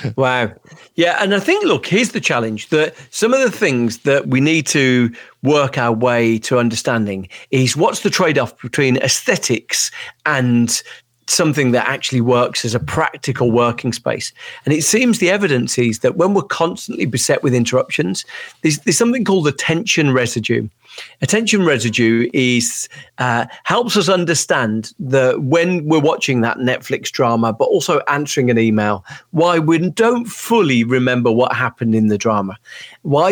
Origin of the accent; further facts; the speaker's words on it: Birmingham, West Midlands, United Kingdom; I'm from Birmingham, U K